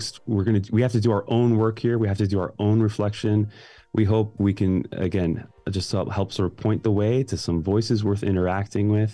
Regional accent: Glenview, Illinois, United States; moved away; I grew up in Glenview

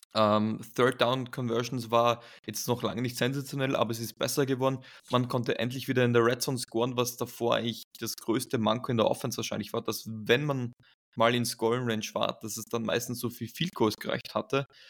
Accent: Graz, Styria, Austria; in meiner Heimatstadt Graz im Süden von Österreichs

